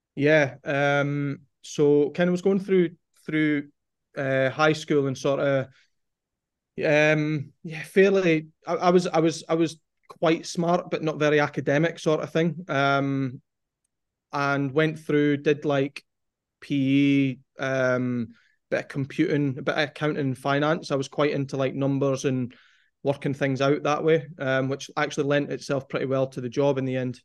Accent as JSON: {"language": "English", "town": "Forfar", "region": "Scotland", "country": "United Kingdom", "tie": "born or raised there", "moved": "as an adult", "lives_now": "England", "said": "growing up in Forfar"}